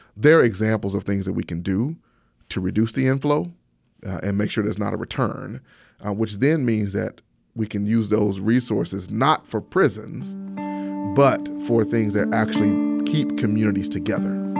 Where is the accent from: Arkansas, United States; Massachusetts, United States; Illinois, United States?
Arkansas, United States; Pine Bluff; I grew up in Pine Bluff, Arkansas